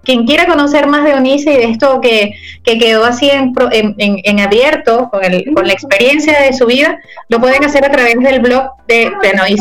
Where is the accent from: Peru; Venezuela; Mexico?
Venezuela; Ciudad Guayana, Bolívar; Yo también soy de allí